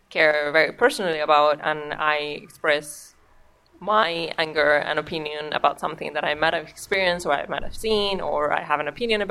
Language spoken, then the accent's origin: English; Spain; English is a second language; now in Norway; we're both from Spain